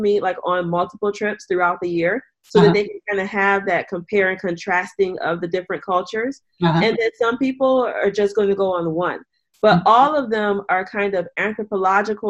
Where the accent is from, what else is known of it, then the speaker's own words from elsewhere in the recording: Detroit, Michigan, United States; in my community where I'm from in Detroit, Michigan